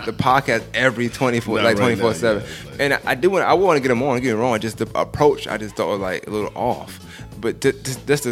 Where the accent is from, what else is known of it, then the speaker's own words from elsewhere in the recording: New York City, New York, United States; I'm from one part of Bushwick. I got loyalty.